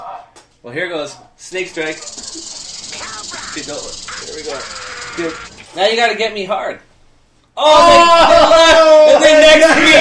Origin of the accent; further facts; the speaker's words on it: Canada; I'm Canadian